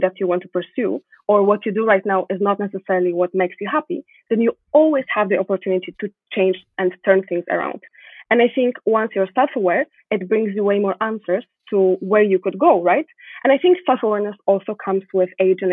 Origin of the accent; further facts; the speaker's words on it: Poland; moved away as an adult; now in Montreal, Canada; I was born in Poland, but the most important part of my upbringing were my parents